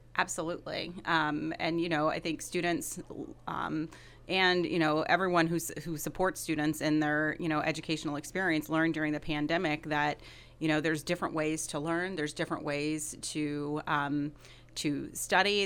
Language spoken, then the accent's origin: English; Decatur, Illinois, United States; moved away as an adult; also born or lived in Chicago; now in Monmouth, United States; I grew up in Decatur, so about two and a half hours from Monmouth. So it's great to be back in Illinois